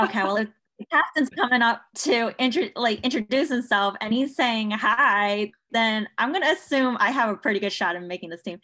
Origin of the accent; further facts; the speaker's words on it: Chapel Hill, North Carolina, United States; now in Durham, United States; from Chapel Hill, North Carolina